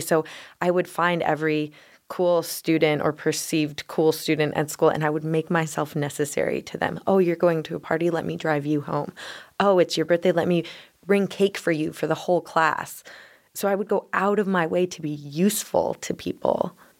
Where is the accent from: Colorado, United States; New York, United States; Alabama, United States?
Colorado, United States; Denver; I grew up in Denver